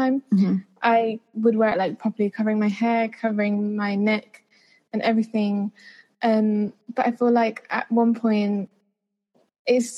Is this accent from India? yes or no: yes; India; as an Indian